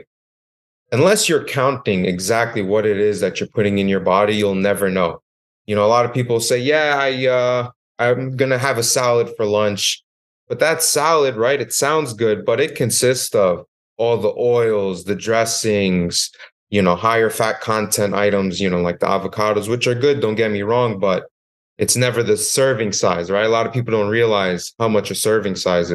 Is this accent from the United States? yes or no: yes; New York, United States; moved away as an adult; also born or lived in West Virginia; I moved to West Virginia from New York, which it itself was a horrible transition. You know, I thought West Virginia was going to be great, but it's not like home. It's not like New York.